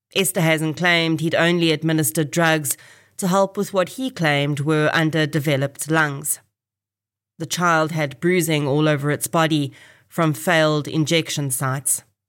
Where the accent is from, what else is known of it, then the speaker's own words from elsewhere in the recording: Kempton Park, Gauteng, South Africa; I was actually born in this hospital in September nineteen eighty.